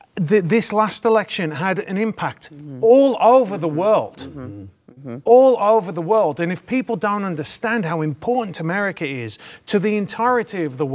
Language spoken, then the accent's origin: English; United Kingdom; you asked me about my opinion being a Brit. So I was actually, my family are Irish, English. And so for years, the IRA was bombing the UK. So growing up, I grew up in that kind of environment.